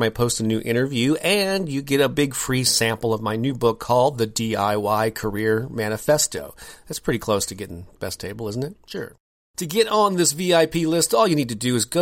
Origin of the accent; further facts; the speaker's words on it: St. Louis, Missouri, United States; I'm born and raised in St. Louis, Missouri, which is where my home office is here